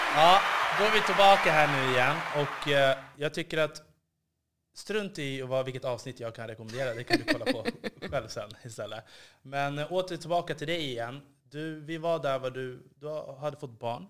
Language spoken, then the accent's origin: Swedish; Upplands Väsby, Stockholm County, Sweden; jag är uppvuxen i Upplands Väsby